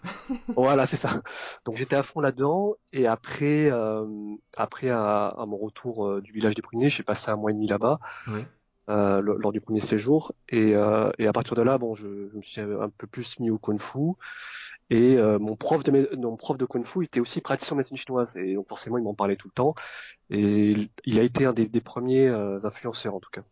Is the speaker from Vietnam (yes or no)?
yes; Vietnam; là où je suis né au Vietnam